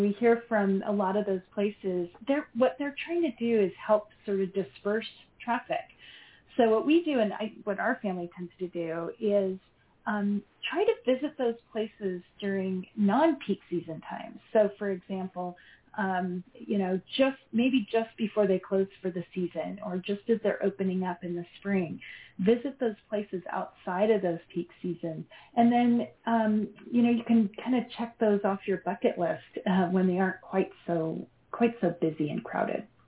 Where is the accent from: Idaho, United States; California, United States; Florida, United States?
Idaho, United States; moved away as an adult; I'm actually from Idaho. Yeah, I was born and raised. I've lived in a few other places along the way, but just came back home